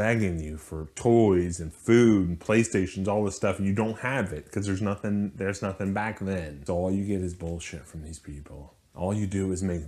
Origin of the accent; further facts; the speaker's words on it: Mississippi, United States; I'm from Mississippi. Here in Biloxi